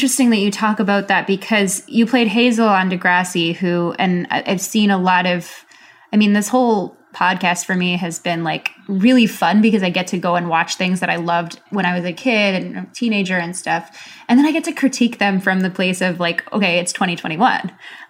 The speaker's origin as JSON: {"language": "English", "country": "Philippines", "said": "they don't see me as Filipino enough"}